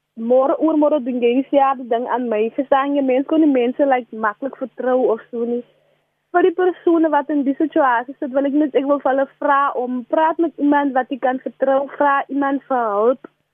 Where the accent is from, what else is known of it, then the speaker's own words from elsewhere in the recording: South Africa; ek is van die Dorings